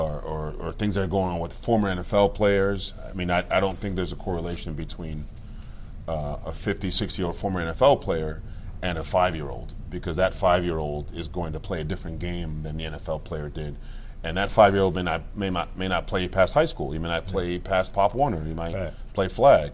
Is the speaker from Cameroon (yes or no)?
yes; Cameroon; moved away; I was born in Cameroon, like I mm-hmm. said, Cameroon, West Africa